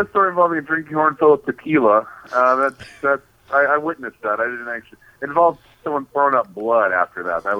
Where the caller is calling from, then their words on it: Phoenix, Arizona, United States; I'm calling from the Phoenix, Arizona Renaissance Fair.